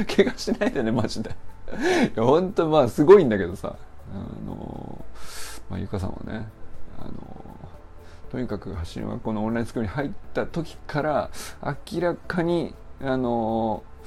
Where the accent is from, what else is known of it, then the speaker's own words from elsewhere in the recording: Niigata, Japan; moved away; also born or lived in Kyoto; 僕もね一応生まれも育生まれは京都なんだけど育ちが新潟なんだよ故郷といえば